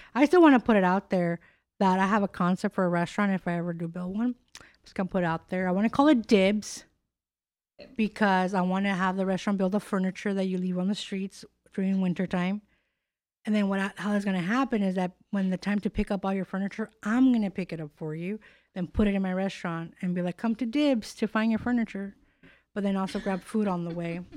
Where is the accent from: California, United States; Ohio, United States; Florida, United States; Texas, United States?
California, United States; moved away; also born or lived in Chicago / Miami / New York; I'm born and raised in California